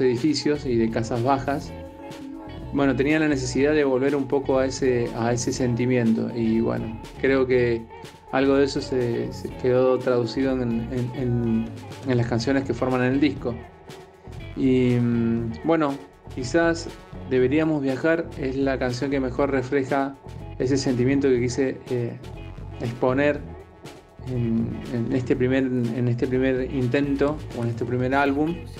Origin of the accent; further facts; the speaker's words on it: Godoy Cruz, Mendoza, Argentina; moved away as an adult; now in Buenos Aires, Argentina; de Cruz, Mendoza, eh, Crecí rodeados de montaña